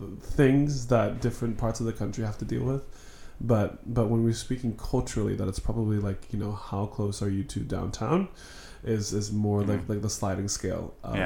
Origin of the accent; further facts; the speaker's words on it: Orlando, Florida, United States; born there; also born or lived in Virginia; now in Kansas City, United States; So I like to say that I was born in Orlando, Florida. My parents are from rural central Virginia, which is where we moved to for a couple of years when I was young. And then we went back to Florida.